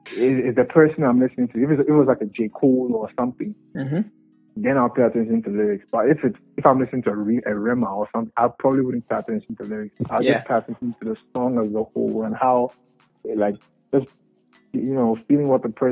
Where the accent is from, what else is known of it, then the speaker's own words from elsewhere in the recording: Koforidua, Eastern Region, Ghana; also born or lived in Labone, Accra; I was born in Koforidua.